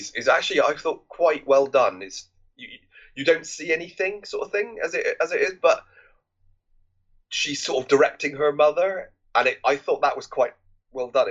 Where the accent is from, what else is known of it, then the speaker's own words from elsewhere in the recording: England, United Kingdom; we're English